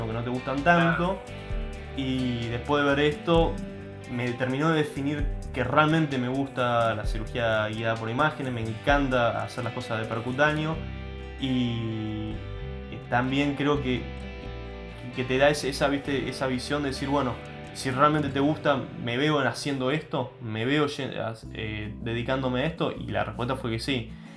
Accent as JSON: {"language": "Spanish", "country": "Argentina", "said": "siendo argentino, yo no hablaba francés"}